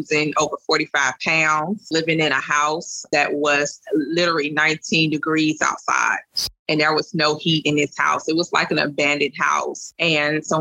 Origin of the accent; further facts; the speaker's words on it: Louisiana, United States; from Louisiana